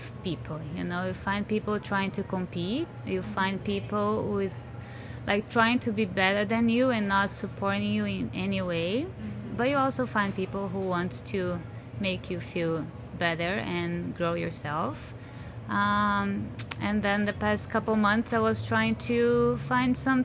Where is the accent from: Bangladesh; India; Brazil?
Brazil; English is a second language; moved away as an adult; now in Windsor, Canada; I'm from Brazil. I've been here for 20 years.